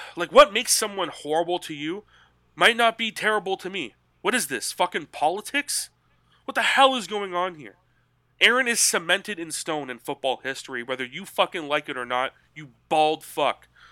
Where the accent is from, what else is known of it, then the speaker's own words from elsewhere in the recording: Canada; I'm Canadian